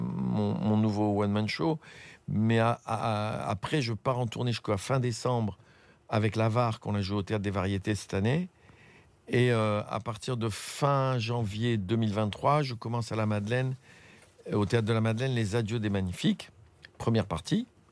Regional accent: Tunis, Tunis Governorate, Tunisia; moved away; la Tunisie, c'est ma terre natale, c'est chez moi.

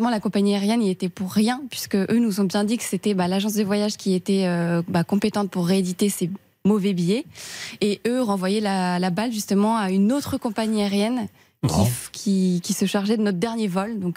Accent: Rouen, Normandy, France; now in Paris, France; alors, je viens de Rouen, mais j'habite sur Paris.

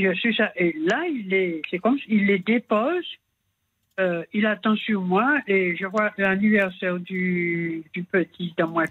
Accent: Antilles, Guadeloupe; moved away as an adult; je suis partie des Antilles

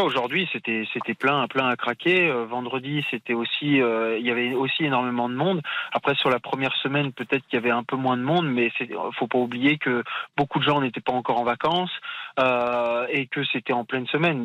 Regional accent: France; en tant que Français

